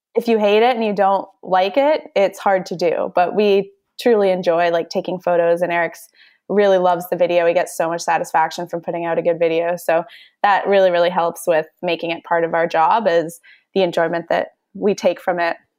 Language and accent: English; Edmonton, Alberta, Canada; growing up in Edmonton